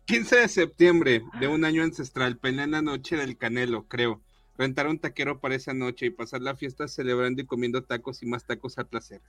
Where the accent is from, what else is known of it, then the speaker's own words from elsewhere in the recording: Mexico City, Mexico; now in León, Mexico; yo parte de mi infancia me la viví en México